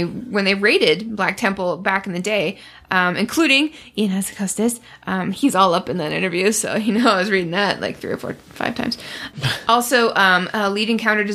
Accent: Canada; I'm Canadian

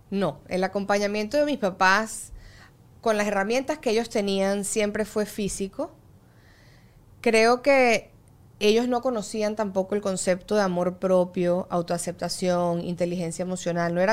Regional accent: Venezuela; Yo mi adolescencia la viví en Venezuela, que está el estándar de belleza mucho más inculcado.

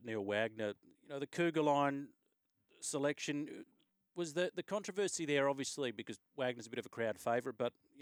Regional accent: Australia; as an Australian fan

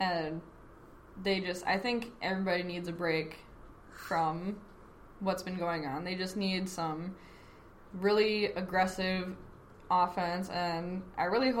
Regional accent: Minnesota, United States; I'm from Minnesota

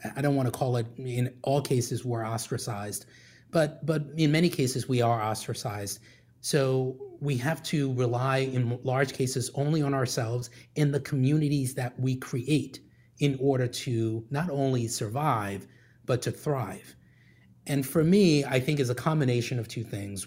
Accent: Liberia; moved away; I grew up in Liberia, West Africa

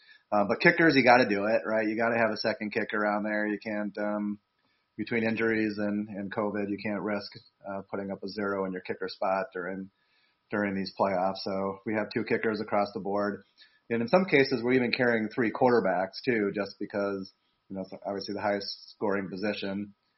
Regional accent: Wisconsin, United States; I will say I'm from Wisconsin, as you know, as you are too

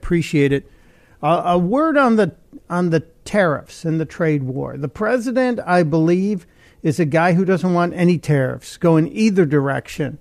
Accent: Chicago, Illinois, United States; my hometown of Chicago

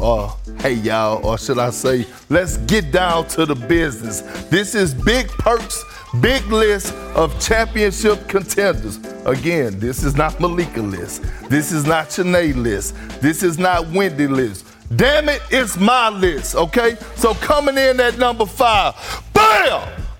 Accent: Texas, United States; now in New York, United States; I'm from Texas, but I reside in New York.

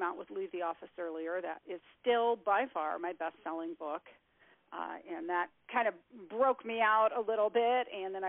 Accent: Colorado Springs, Colorado, United States; My father is a retired colonel, and I grew up on the Air Force Academy in Colorado Springs

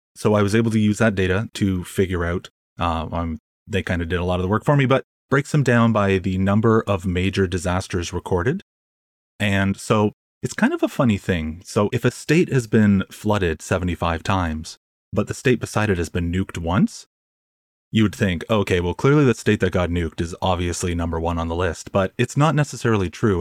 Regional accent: Canada; I'm Canadian.

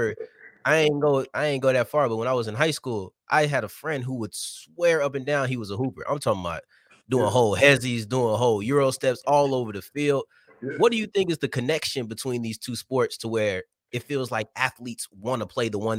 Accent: Arlington, Texas, United States; I told you I'm from Arlington, I consider myself far enough to where I really don't consider myself Dallas

